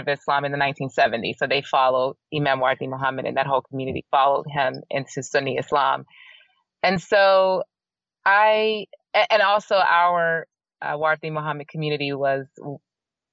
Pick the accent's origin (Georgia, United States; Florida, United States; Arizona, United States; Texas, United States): Georgia, United States; Atlanta; also born or lived in Savannah, Georgia; I was born in Savannah, Georgia, but when I was still a baby, they moved back to Atlanta.